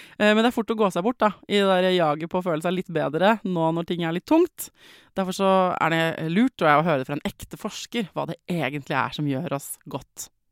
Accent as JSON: {"language": "Norwegian", "country": "Norway", "tie": "born or raised there", "said": "jeg vet at jeg er født i Norge"}